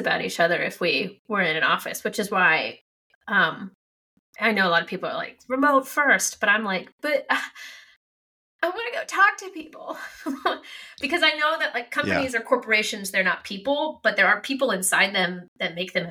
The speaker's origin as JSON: {"language": "English", "region": "Ohio", "country": "United States", "also_born_or_lived": "Kentucky", "moved": "as an adult", "said": "I was from Ohio, but my school was in Kentucky."}